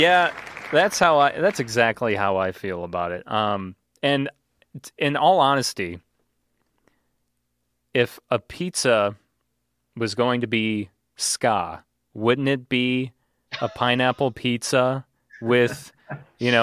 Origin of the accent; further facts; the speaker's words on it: Manteno, Illinois, United States; my hometown of Manteno, Illinois